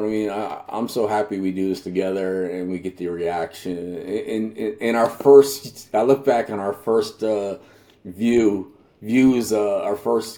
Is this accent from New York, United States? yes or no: no; New Jersey, United States; I grew up in New Jersey